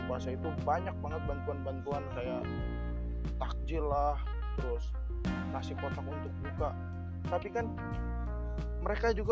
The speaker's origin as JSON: {"language": "Indonesian", "town": "Depok", "region": "West Java", "country": "Indonesia", "tie": "born or raised there", "said": "Di kota gue sendiri nih, kota gue tercinta dari"}